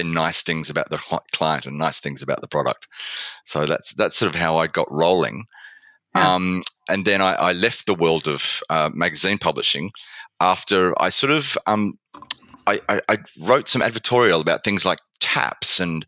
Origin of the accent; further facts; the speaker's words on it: Australia; accent: Australian; moved away as an adult; also born or lived in Melbourne; now in United Kingdom; I have a background in journalism, starting off in Australia, as you might be able to tell from my accent.